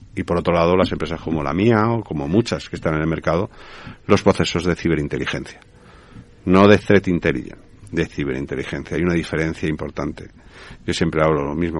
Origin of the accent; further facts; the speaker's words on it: Spain; Tenemos muchísimo, muchísimas cosas en España